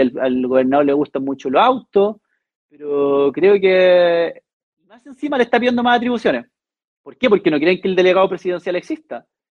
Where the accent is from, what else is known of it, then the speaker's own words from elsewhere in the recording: Chile; crecer como chilenos